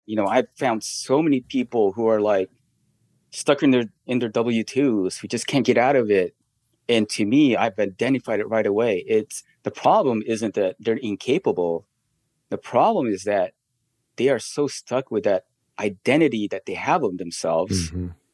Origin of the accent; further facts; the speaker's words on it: Philippines; now in United States; we grew up in the Philippines